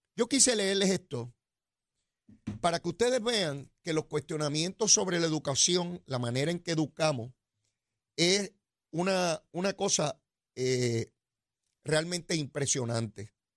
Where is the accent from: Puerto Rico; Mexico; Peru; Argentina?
Puerto Rico; yo soy de Puerto Rico